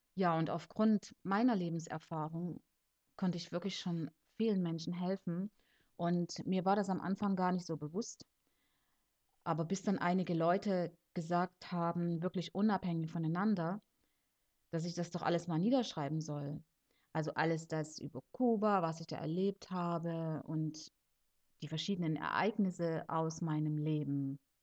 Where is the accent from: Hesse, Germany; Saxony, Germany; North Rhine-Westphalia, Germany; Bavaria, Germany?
Saxony, Germany; Leipzig; also born or lived in Cuba; now in Konstanz, Germany; geboren und aufgewachsen bin ich in Leipzig in Sachsen